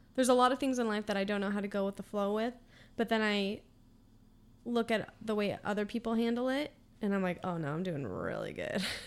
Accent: Austin, Texas, United States; I'm from Austin

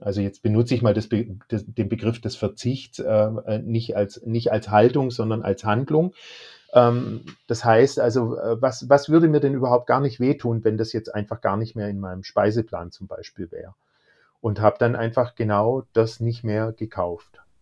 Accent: Baden-Württemberg, Germany; Ich bin aus Baden-Württemberg, da wird man sozusagen mit Fleisch auch großgezogen

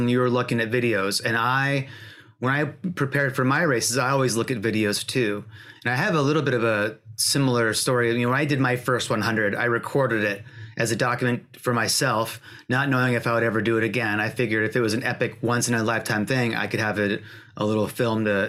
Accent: Washington, United States; I grew up in Washington State.

